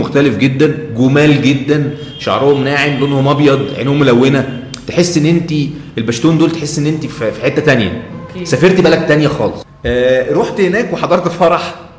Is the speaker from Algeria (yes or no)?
no; Egypt; انا سايح مصري